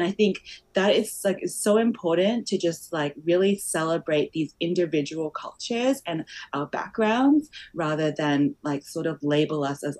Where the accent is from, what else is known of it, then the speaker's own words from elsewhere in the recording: Malaysia; born there; I was born in Malaysia, so I'm culturally was born in Malaysia, but I'm also had the background as Chinese background.